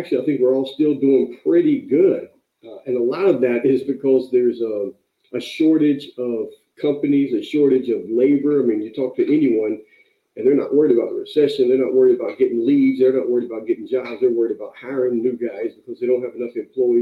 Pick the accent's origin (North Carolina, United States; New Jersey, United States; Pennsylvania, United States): North Carolina, United States; now in California, United States; I moved out to California from North Carolina. I was raised, working, picking tobacco during the summer. Lived with my grandmother.